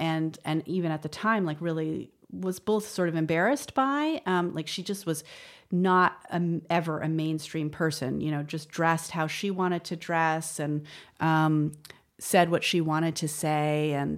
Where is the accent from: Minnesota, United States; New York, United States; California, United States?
New York, United States; So, you know, I grew up in the West Village, but I went to yeshiva from first grade to eighth grade, a very religious Jewish school called Ramaz